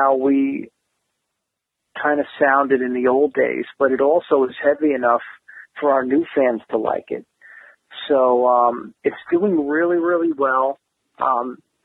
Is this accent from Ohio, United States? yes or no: no; New Jersey, United States; We're both from New Jersey